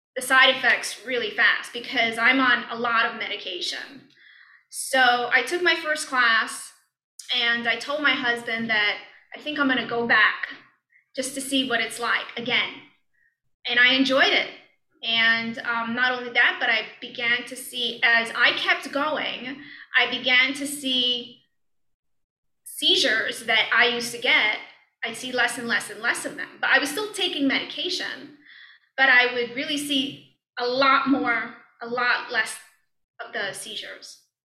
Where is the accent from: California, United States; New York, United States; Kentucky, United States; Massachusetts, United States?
New York, United States; New York City; also born or lived in Cleveland, Ohio; now in Ohio, United States; I'm from New York, Brooklyn, New York